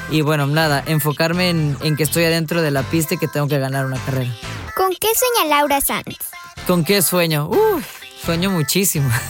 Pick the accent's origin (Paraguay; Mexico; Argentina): Mexico; Veracruz; La verdad es un orgullo como jarocha, un orgullo también como mexicana estar en el automovilismo, ser la primera mujer, eh, bueno, veracruzana